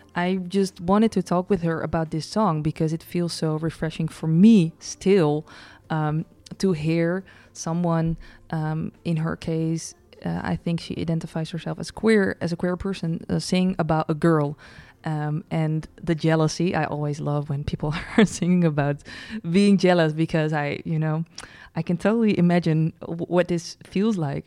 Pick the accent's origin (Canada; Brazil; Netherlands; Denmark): Netherlands; Breda, North Brabant; We're from Breda, uh, the city